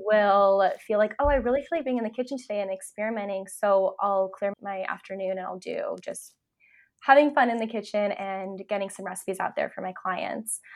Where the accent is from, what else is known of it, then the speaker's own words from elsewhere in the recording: California, United States; moved away as an adult; now in Vancouver, Canada; I live in Canada, I'm actually from California, so I made that move a couple years ago